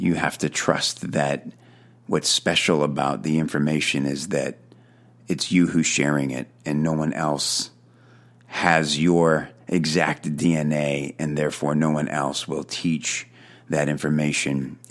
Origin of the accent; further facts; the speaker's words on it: Chicago, Illinois, United States; moved away as an adult; also born or lived in Los Angeles; I'm from Chicago. I came here from Chicago, too.